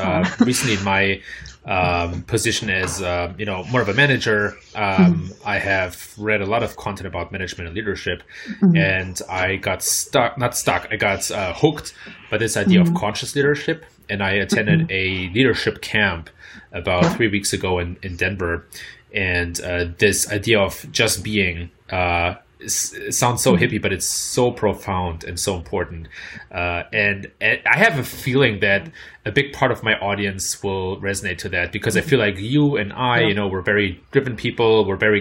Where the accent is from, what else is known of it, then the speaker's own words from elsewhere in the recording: Germany; accent: German; my German accent